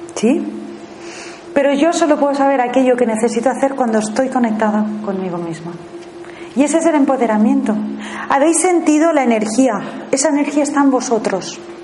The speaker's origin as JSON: {"language": "Spanish", "country": "Spain", "also_born_or_lived": "Thailand", "said": "me fui fuera a vivir fuera de España"}